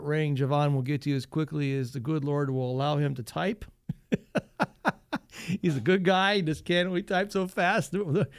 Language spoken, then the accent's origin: English; Northwest Ohio, United States; I grew up in Northwest Ohio, a real strong family.